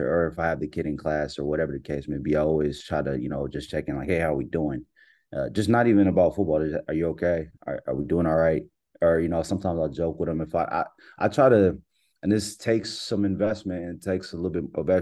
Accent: Pearland, Texas, United States; grew up in Pearland, Silver Lake, Shadow Creek area.

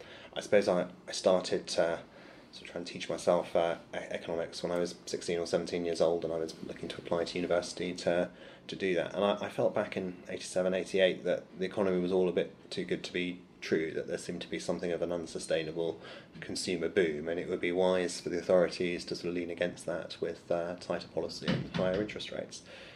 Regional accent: Eltham, London, United Kingdom; was living in Eltham, which is where I lived when I was born in London, and where my grandmother still was.

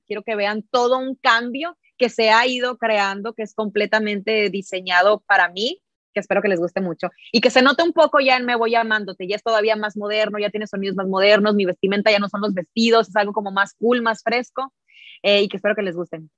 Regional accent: Mexico; como buena mexicana

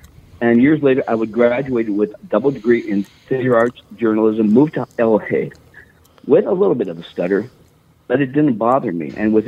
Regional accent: Virginia, Minnesota, United States; I mean, I grew up in Virginia, Minnesota, right?

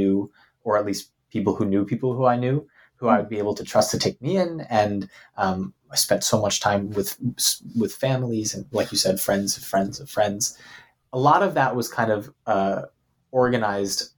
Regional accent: New York, United States; I'm from New York

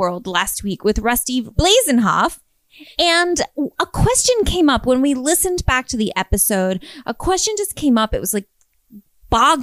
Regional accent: North Carolina, United States; I'm from North Carolina. There's woods everywhere

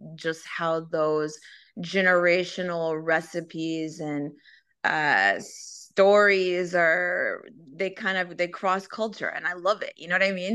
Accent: Los Angeles, California, United States; I grew up in Southern California and Los Angeles, so spend a lot of time in Venice Beach.

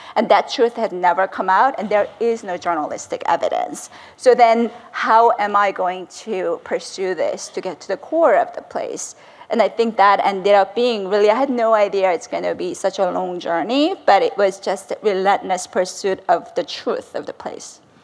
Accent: South Korea; moved away; I'm also fluent in Korean. I grew up in South Korea.

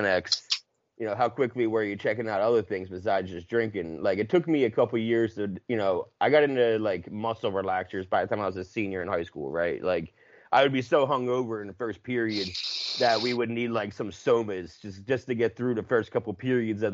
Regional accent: New Jersey, United States; I'm from South Jersey

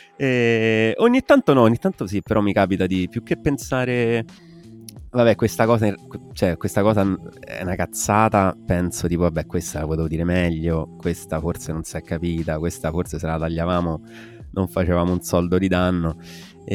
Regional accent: Southern Italy, Italy; noi qui giù, noi terroni al sud

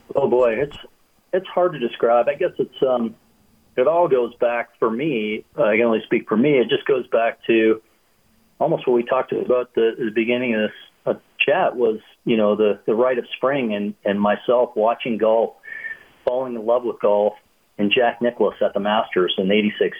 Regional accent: Canada; as a kid growing up in Canada

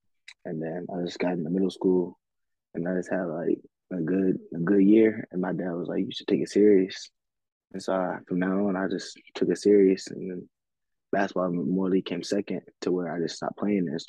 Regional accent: Waldorf, Maryland, United States; I'm from Maryland, born and raised in Waldorf.

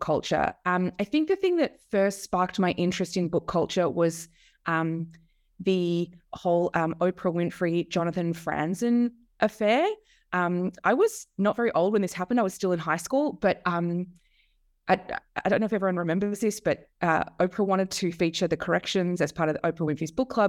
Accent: Melbourne, Victoria, Australia; I grew up in Melbourne uh, in Australia. Uh, that's where I am now

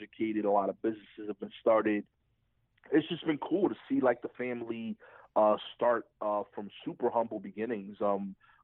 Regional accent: New York City, New York, United States; I grew up in East New York

